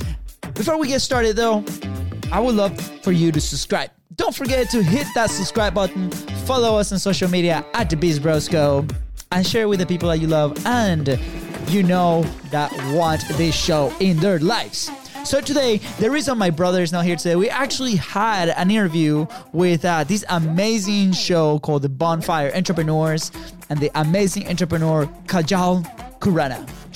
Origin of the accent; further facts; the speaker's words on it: Venezuela; English is a second language; So we're both from Venezuela, right? And over there, it's very common for brothers to have the same first name.